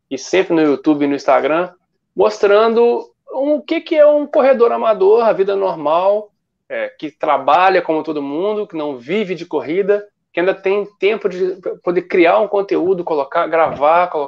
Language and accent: Portuguese; Cataguases, Minas Gerais, Brazil; now in Rio de Janeiro, Brazil; sou mineiro de Cataguases, do interior, e não sou nascido e criado no Rio, moro no Rio a trabalho